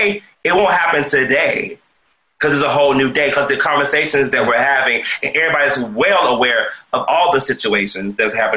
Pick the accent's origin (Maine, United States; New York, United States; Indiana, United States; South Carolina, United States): South Carolina, United States; moved away as an adult; also born or lived in Atlanta; now in Los Angeles, United States; I went back home to South Carolina. I'm originally from South Carolina.